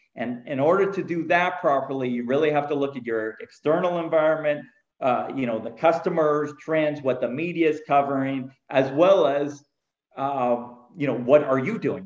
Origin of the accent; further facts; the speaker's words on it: Canada; moved away as an adult; also born or lived in California; I am Canadian. I started out in Canada